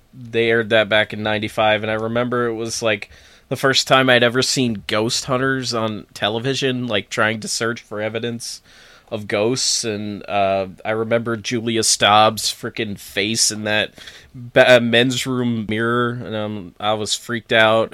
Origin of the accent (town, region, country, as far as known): near Big Moose Lake, New York, United States; born or raised there